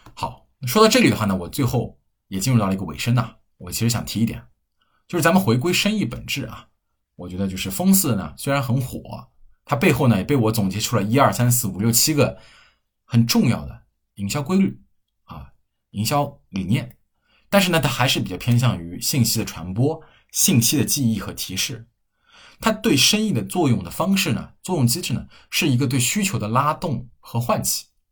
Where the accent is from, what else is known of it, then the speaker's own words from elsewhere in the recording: Hefei, Anhui, China; 我们老家合肥的品牌